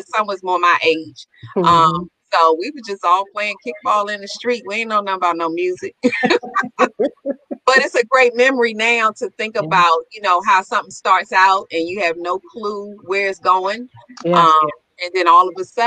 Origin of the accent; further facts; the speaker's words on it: Millwood, Maryland, United States; I grew up in Millwood